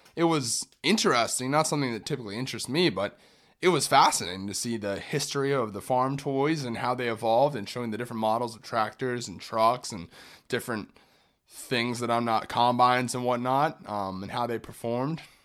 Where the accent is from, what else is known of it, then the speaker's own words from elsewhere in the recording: Orlando, Florida, United States; I grew up in Orlando